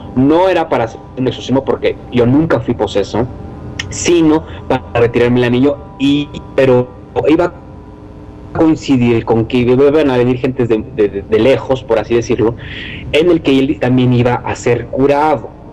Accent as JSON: {"language": "Spanish", "country": "Mexico"}